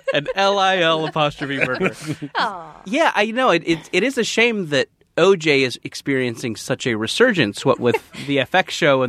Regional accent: Texas, United States; now in Los Angeles, United States; My mom's from Louisiana. My dad's from Tennessee. I was born in Texas.

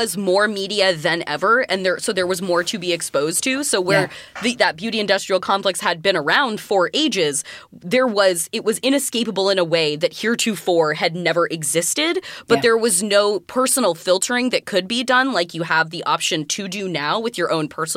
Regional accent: Willamette Valley, Oregon, United States; I grew up in a very country town. I grew up in the Willamette Valley of Oregon, big farm town, big ag town.

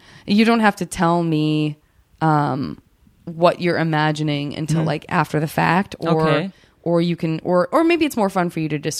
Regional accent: Arizona, United States; I did have to read Arizona.

